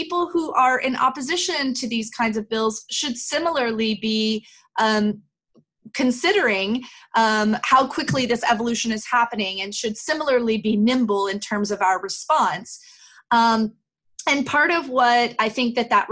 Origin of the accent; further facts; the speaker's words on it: United States; as an American